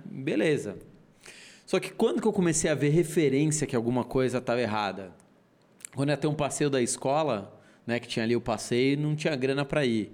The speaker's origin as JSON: {"language": "Portuguese", "region": "São Paulo", "country": "Brazil", "tie": "born or raised there", "accent": "São Paulo", "said": "Nasci na Vila Mariana, era um apartamento de 50 metros quadrados, dois quartos"}